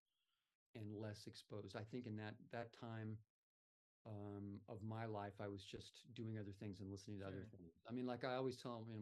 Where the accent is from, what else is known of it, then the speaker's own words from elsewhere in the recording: Southern California, United States; now in Florida, United States; I grew up in Southern California